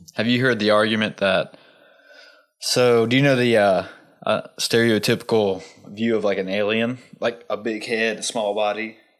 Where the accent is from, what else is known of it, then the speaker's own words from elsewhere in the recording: Southwest Virginia, United States; growing up in Southwest Virginia